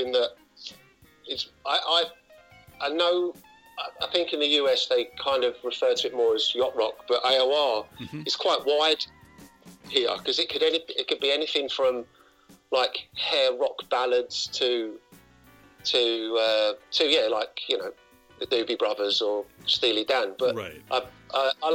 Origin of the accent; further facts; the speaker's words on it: London, United Kingdom; now in Sweden; I'm from East London, but it's called a place called Walthamstow